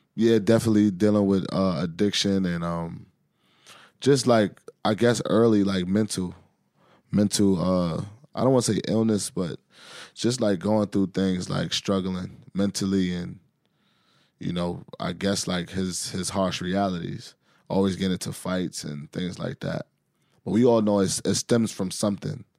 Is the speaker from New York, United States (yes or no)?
yes; New York City, New York, United States; growing up in Harlem